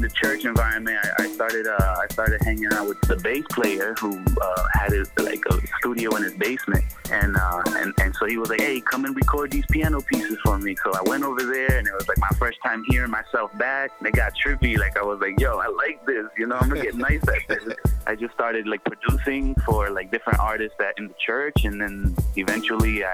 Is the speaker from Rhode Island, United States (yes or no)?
yes; Providence, Rhode Island, United States; also born or lived in Puerto Rico / Pawtucket, Rhode Island; I just grew up in Providence, Pawtucket, kind of switching off between the two